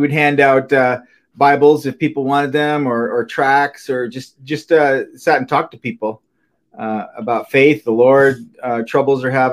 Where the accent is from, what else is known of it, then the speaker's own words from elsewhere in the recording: Minnesota, United States; moved away as an adult; also born or lived in California; I came out from Minnesota. I grew up in Minnesota.